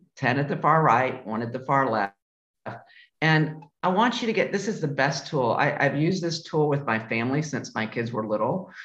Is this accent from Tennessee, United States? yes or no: yes; Memphis, Tennessee, United States; moved away; I was born and raised in Memphis, Tennessee.